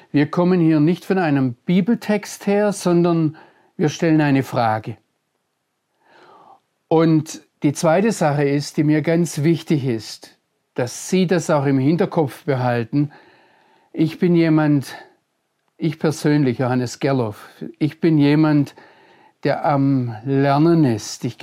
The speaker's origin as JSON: {"language": "German", "region": "Baden-Württemberg", "country": "Germany", "tie": "born or raised there", "said": "Aber ich bin Deutscher, ich komme aus Mitteleuropa, ich bin im Schwarzwald aufgewachsen."}